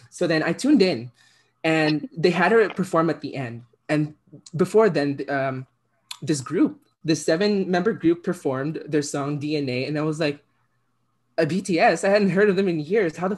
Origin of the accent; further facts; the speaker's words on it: Philippines; moved away; I'm an immigrant child, right? I'm from the Philippines originally, and in the Philippines, uh, K-pop is like a huge export.